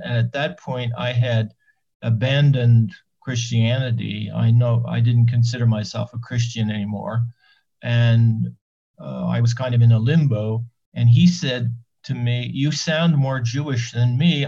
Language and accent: English; Annapolis Royal, Nova Scotia, Canada; moved away as an adult; also born or lived in New York; now in Israel; I was born there in 1942 and I lived there until I left in 1960.